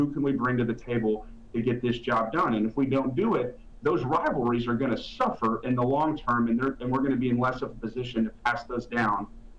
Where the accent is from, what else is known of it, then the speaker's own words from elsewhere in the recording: Somerset, Kentucky, United States; I grew up in Somerset